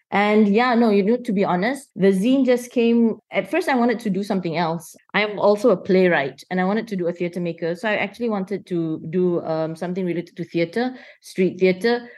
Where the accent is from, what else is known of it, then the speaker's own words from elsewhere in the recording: Kuala Lumpur, Malaysia; I'm born and raised in Kuala Lumpur